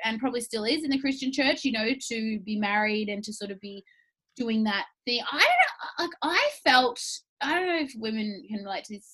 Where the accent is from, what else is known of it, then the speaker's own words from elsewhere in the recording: Melbourne, Victoria, Australia; I'm from Melbourne.